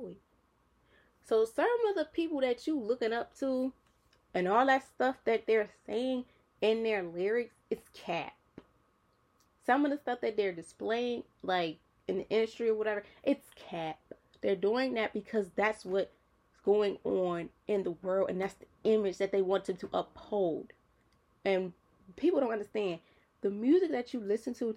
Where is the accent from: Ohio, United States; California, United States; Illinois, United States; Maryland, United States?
Maryland, United States; Baltimore; I'm a city girl. Like, I'm from Baltimore City